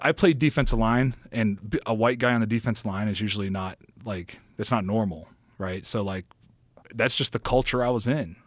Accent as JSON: {"language": "English", "area": "next to East Palestine", "region": "Ohio", "country": "United States", "tie": "born or raised there", "moved": "yes", "said": "my hometown is right next door to East Palestine"}